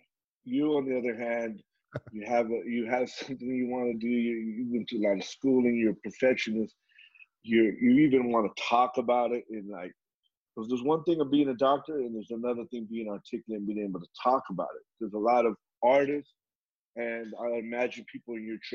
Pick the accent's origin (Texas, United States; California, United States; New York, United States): California, United States; Southern; we were raised in Southern California